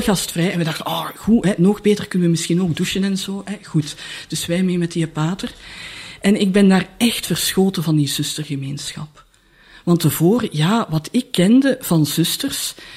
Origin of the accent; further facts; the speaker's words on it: Leuven, Flanders, Belgium; moved away as an adult; also born or lived in Brussels; Ik ben van Leuven